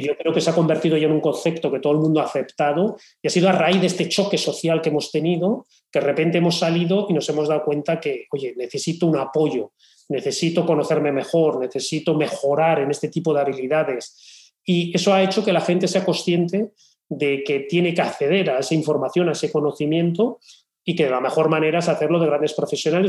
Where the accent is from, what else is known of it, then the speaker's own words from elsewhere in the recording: Spain; tenemos en España.